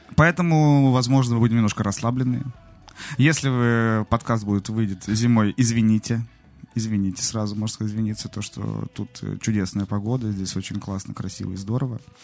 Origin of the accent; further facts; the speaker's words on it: Novosibirsk, Novosibirsk Oblast, Russia; moved away; я из Новосибирска, у нас со снегом все в порядке